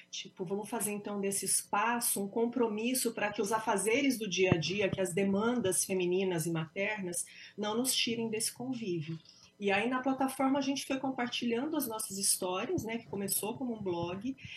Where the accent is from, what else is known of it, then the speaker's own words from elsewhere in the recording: interior of São Paulo, Brazil; moved away as an adult; also born or lived in New York, United States; now in United States; Eu não sou de Bitinga, mas eu sou de Birá, sou do interior pertinho também, São daqui. Paulo, pertinho.